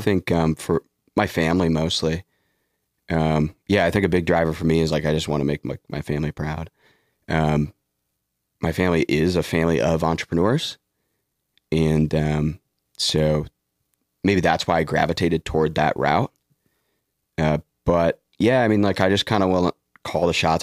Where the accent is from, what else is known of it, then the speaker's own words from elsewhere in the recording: Detroit, Michigan, United States; I'm from Detroit